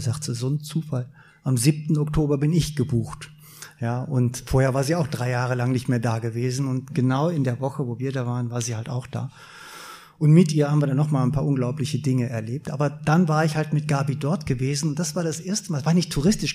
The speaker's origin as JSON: {"language": "German", "country": "Germany", "said": "als Deutscher"}